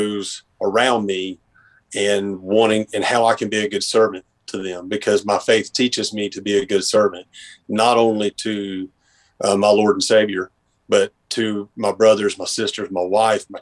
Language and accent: English; Boone, North Carolina, United States; now in Dobson, United States; I'm originally from Boone or the Boone area. Grew up on Grandfather